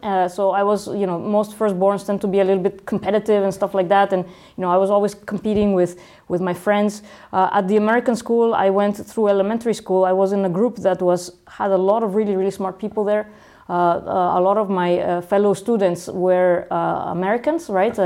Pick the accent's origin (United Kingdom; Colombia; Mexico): Mexico; Guadalajara, Jalisco; moved away as an adult; also born or lived in Italy / Mexico City / Silicon Valley; for four years in Mexico City, and then uh, the rest of my uh, until I was 18 in Guadalajara.